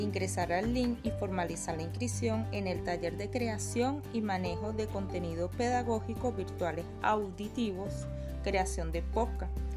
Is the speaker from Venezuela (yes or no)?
yes; Venezuela; also born or lived in Caracas; si queremos contribuir con nuestra querida patria, sigamos adelante unidos, con paso firme hacia el crecimiento de Venezuela